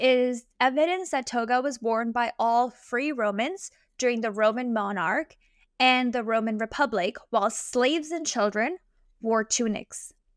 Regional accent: India; As an Indian, I'm very proud

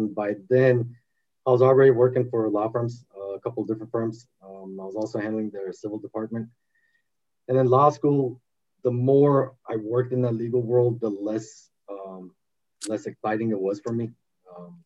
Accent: Los Angeles, California, United States; also born or lived in Armenia / Glendale, California / Boston, Massachusetts; I was six and a half when we came here. Grew up in the valley

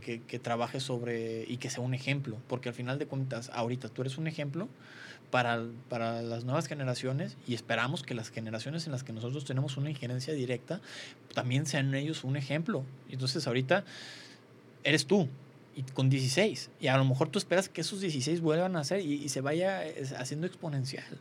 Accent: Mexico; como mexicanos somos fuertes

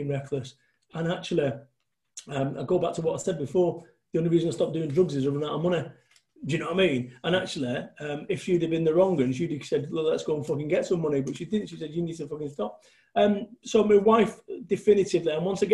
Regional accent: Manchester, North West England, United Kingdom; moved away as an adult; I had to move away from Manchester

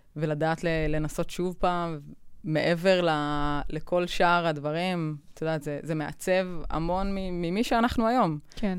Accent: Israel; אנחנו בישראל

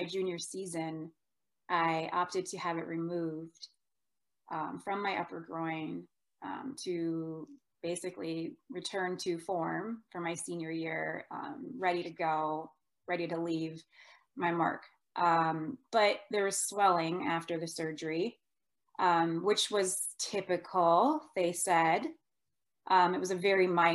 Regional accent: Minnesota, United States; also born or lived in Iowa; I was from Minnesota. I was going to school in Iowa. My mom in Minnesota was very worried.

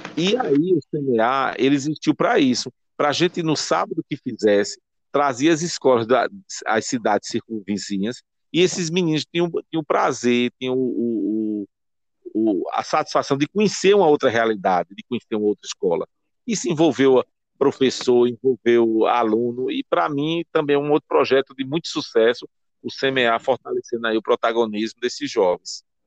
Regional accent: Timbaúba, Pernambuco, Brazil; eu sou de Timbaúba

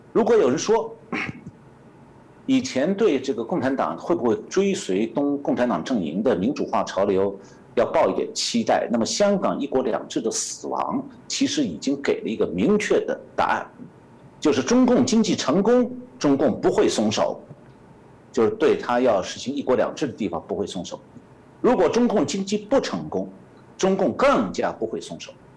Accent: Shanghai, China; now in United States; 我是上海人

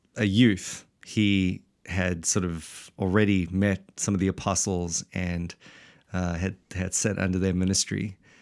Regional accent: South Africa; now in Wellington, New Zealand; we're actually not from New Zealand at all, but from the blessed South Africa

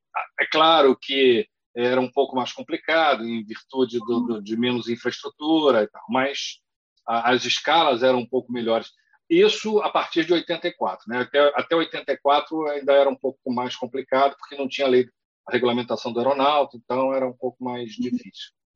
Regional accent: Rio de Janeiro, Brazil; now in São Paulo, Brazil

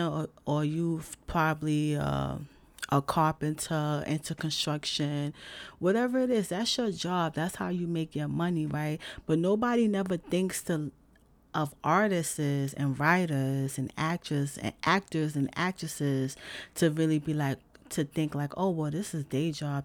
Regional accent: New York City, New York, United States; I'm from the big city I'm from New York City

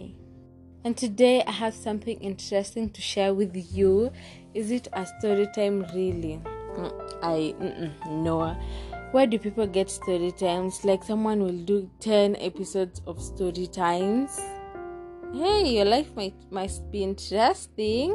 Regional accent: Kenya; I'm Kenyan

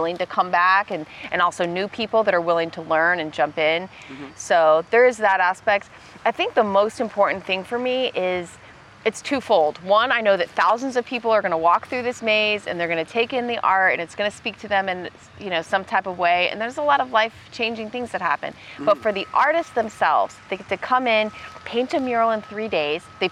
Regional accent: Orlando, Florida, United States; also born or lived in Tampa, Florida / Tallahassee, Florida; I grew up in Orlando. I was born in Tampa, then did middle school, high school in Orlando

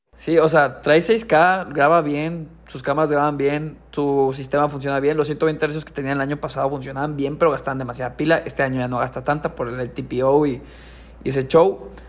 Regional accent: Ciudad Obregón, Sonora, Mexico; moved away; also born or lived in Querétaro; yo soy de Ciudad Obregón.

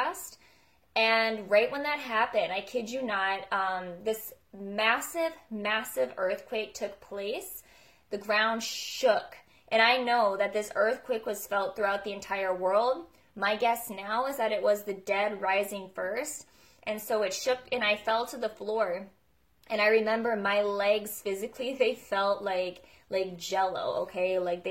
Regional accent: United States; now in Alberta, Canada; Right now I live in Alberta, Canada. I'm actually from America, so I'm an American Canadian anyways

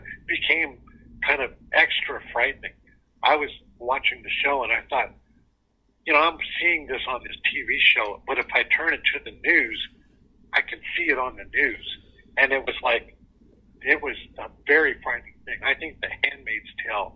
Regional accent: Southern California, United States; moved away as an adult; also born or lived in Kentucky; I grew up in Southern California

